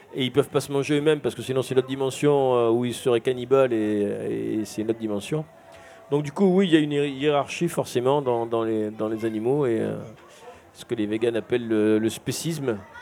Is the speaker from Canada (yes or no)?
no; Marseille, Provence-Alpes-Côte d'Azur, France; je suis marseillais de, de, de, de père en fils et je fais des études de dessin au lycée Diderot